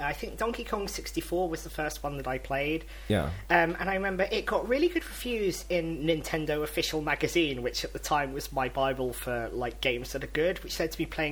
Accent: London, United Kingdom; I'm from London

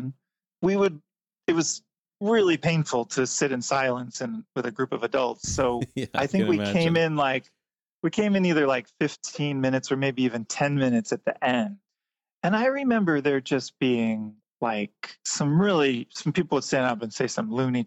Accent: Lancaster, Pennsylvania, United States; moved away as an adult; also born or lived in Cincinnati, Ohio / New York City; I grew up in Lancaster, Pennsylvania, which is where the Amish and Mennonite are

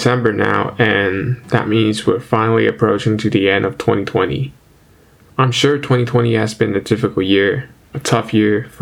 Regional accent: China; moved away as an adult; now in Ottawa, Canada; I'm an international student and I come back home to China every summer

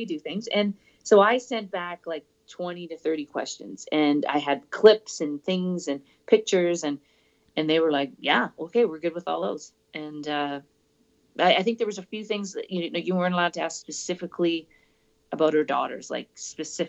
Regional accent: Calgary, Alberta, Canada; my hometown, yep, in Calgary.

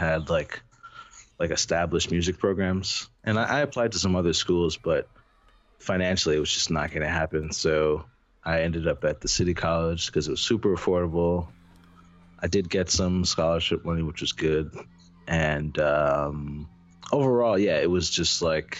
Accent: New York City, New York, United States; born and raised from Queens, New York.

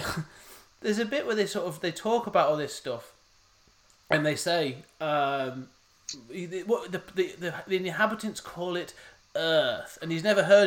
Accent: England, United Kingdom; I'm British. I am English

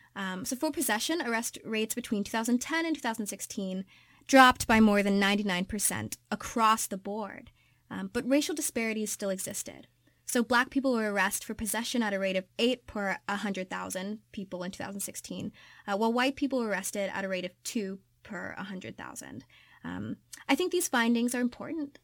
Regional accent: Kentucky, United States; I'm from Kentucky.

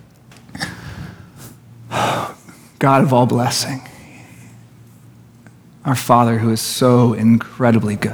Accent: Poway, California, United States; I grew up in Garden Road

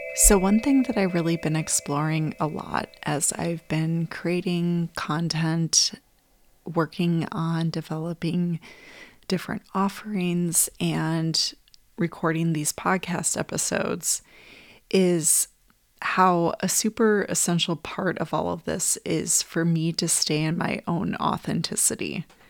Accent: Wisconsin, United States; moved away; also born or lived in Minneapolis, Minnesota; I moved from Wisconsin, where I grew up

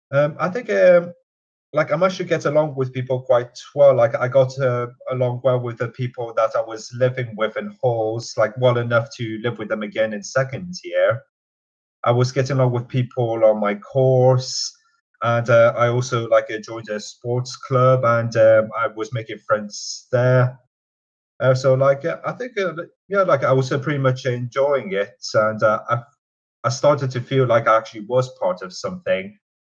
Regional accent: Newcastle, North East England, United Kingdom; moved away as an adult; now in Nottingham, United Kingdom; So, yeah, I grew up in Newcastle for most of my life, up to the point I went to uni, and I came to Uni of Nottingham in 2014, and fell in love with the place.

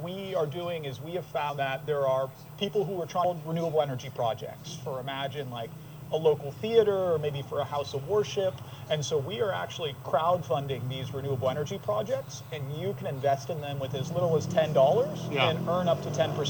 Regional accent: Santa Cruz, California, United States; CEO and co-founder of Climatize, born and raised in Santa Cruz

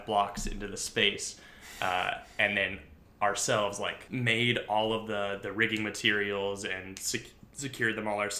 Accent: California, United States; moved away as an adult; I did Ophelia stuff in California. I did theater in high school

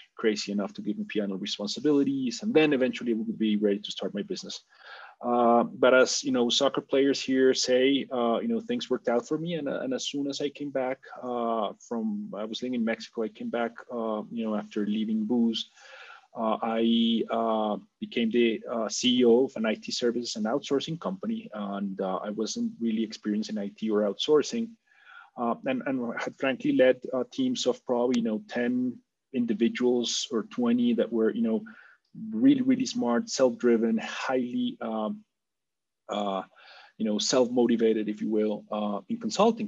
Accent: Colombia; I'm a Colombian, uh, born and raised in Colombia, uh, and have been living here most of my life

